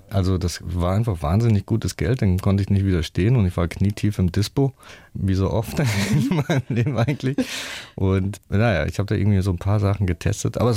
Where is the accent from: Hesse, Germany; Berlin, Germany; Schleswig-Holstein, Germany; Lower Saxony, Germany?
Hesse, Germany; Rüsselsheim; Also ich bin ja in so einem ähm, ja, Sozialblock äh, groß geworden in der Opelstadt, in Rüsselsheim. Und die Eltern waren alle arbeiten natürlich, waren viele Schlüsselkinder.